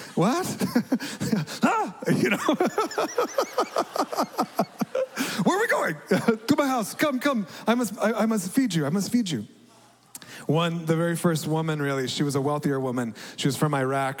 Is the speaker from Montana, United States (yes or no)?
no; Dallas, Texas, United States; also born or lived in Amman, Jordan; Growing up in America as a middle class white guy in suburban Dallas